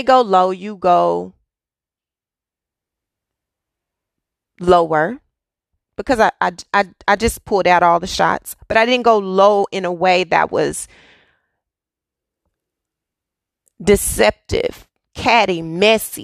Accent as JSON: {"language": "English", "town": "Dallas", "region": "Texas", "country": "United States", "tie": "born or raised there", "moved": "yes", "said": "I am from Texas. Yes, I am from Dallas. I am born and raised city girl"}